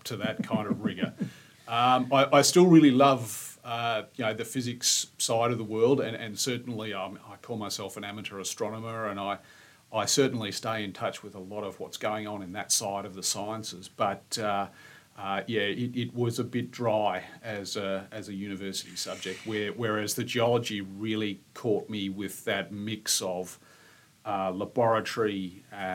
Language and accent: English; Queenscliff, Victoria, Australia; I grew up in Queenscliff